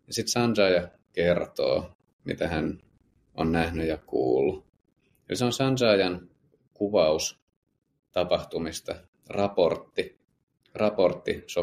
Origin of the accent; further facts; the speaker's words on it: Södertälje, Stockholm County, Sweden; now in Finland; heinäkuun alussa, mutta et sitä enemmän muistan tosiaan kotikaupungissa Södertäljessä, niin siellä aika lyhyen ajan sisällä